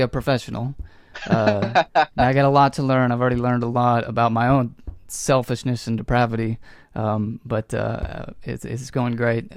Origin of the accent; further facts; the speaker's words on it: North Texas, United States; also born or lived in Lubbock, Texas; I was born and raised here in North Texas